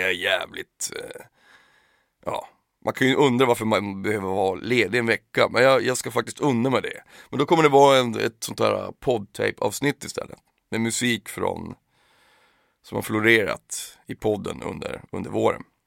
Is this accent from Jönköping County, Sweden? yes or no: no; Piteå, Norrbotten County, Sweden; Skiva säger man ju när man kommer från Pi. Man säger ju inte album där, där jag kommer ifrån